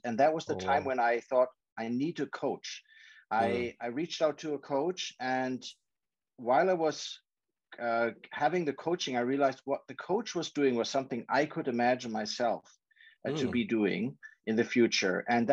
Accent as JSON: {"language": "English", "country": "Germany", "tie": "born or raised there", "also_born_or_lived": "Chicago, United States / London, United Kingdom", "moved": "as an adult", "lives_now": "China", "said": "born in Chicago, but with 5 years, I moved to Germany. My parents moved to Germany. They're both German"}